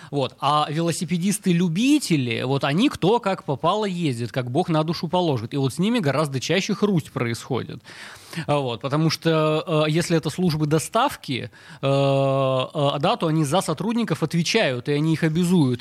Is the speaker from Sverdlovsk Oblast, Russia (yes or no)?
yes; Yekaterinburg, Sverdlovsk Oblast, Russia; я вообще вырос э, на Уралмаше в Екатеринбурге